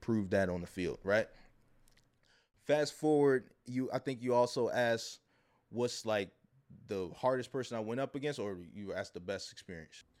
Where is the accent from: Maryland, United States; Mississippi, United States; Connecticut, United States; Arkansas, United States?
Maryland, United States; Baltimore; I'm from Baltimore. We got the Preakness.